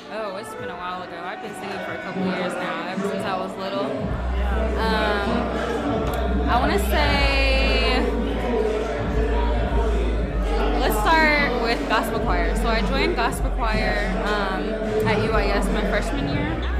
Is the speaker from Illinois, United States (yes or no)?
yes; Decatur, Illinois, United States; I'm from Decatur, Illinois, small town